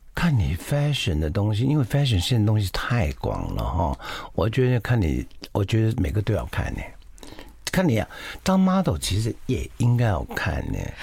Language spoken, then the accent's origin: Chinese; Taiwan; 我们台湾好像刺青很有名的